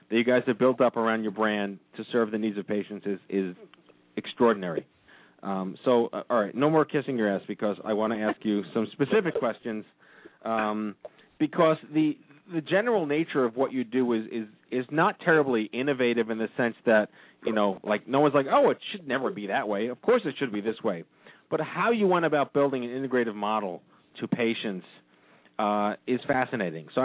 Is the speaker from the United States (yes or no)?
yes; New York, United States; I'm from New York.